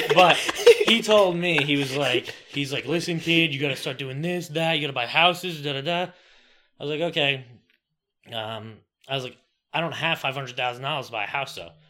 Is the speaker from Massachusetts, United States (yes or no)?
no; Franklin Square, New York, United States; moved away as an adult; now in Delaware, United States; I was born and raised in Franklin Square, New York, that's on Long Island